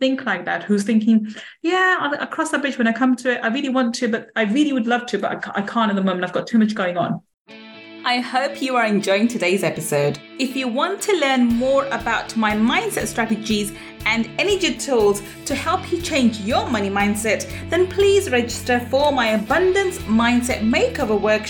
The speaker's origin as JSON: {"language": "English", "region": "London", "country": "United Kingdom", "tie": "born or raised there", "also_born_or_lived": "Manchester", "said": "I was born in Manchester. I grew up in London most of my life"}